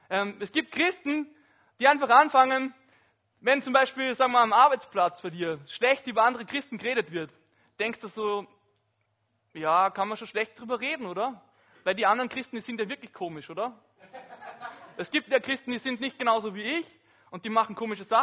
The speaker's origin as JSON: {"language": "German", "region": "Upper Austria", "country": "Austria", "said": "ich komme aus Oberösterreich und das ist vielleicht vergleichbar mit GRK und Sturm in Graz."}